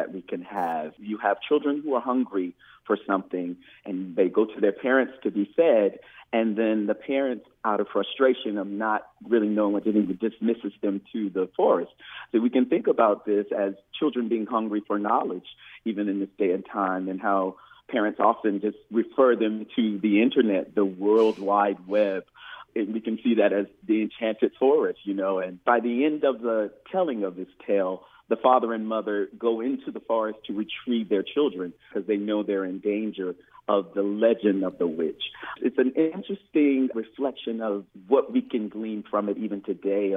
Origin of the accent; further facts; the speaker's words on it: Fairhope, Alabama, United States; moved away as an adult; also born or lived in Pensacola, Florida; now in New Orleans, United States; I was born in Pensacola, Florida, and raised in a little town called Fairhope, Alabama, all there on the Gulf Coast